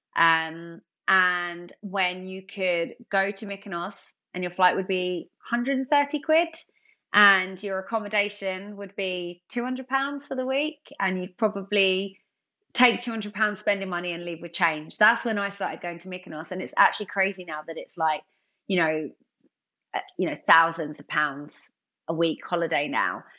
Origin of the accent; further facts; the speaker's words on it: London, United Kingdom; I'm from London.